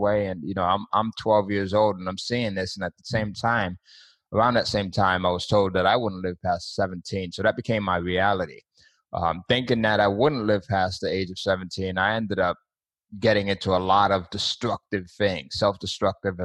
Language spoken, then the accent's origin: English; Bridgeport, Connecticut, United States; I grew up in Bridgeport, Connecticut